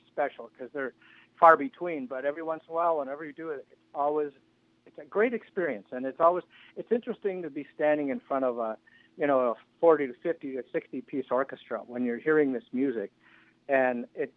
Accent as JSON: {"language": "English", "town": "Milwaukee", "region": "Wisconsin", "country": "United States", "tie": "born or raised there", "said": "I would love to come to my hometown and play"}